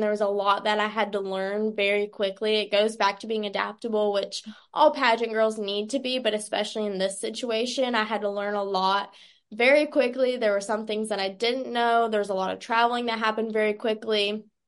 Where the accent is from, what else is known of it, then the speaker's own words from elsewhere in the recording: Stanfield, North Carolina, United States; I'm from Stanfield, North Carolina